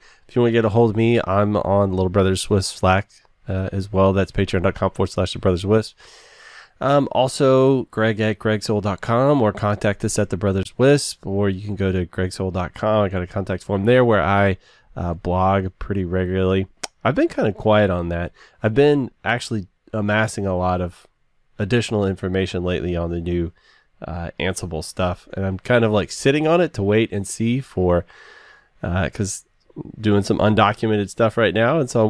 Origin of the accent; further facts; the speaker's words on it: the South, United States; I'm from the South.